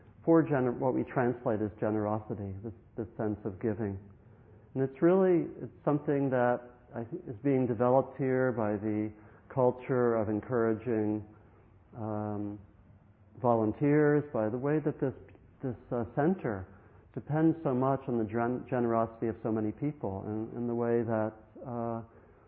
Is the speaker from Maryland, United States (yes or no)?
yes; Maryland, United States; When I grew up in Maryland